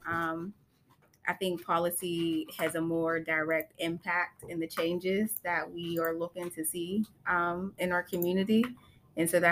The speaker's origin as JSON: {"language": "English", "town": "Pittsburgh", "region": "Pennsylvania", "country": "United States", "tie": "born or raised there", "said": "I am from Pittsburgh. I am born and raised in the Hill District"}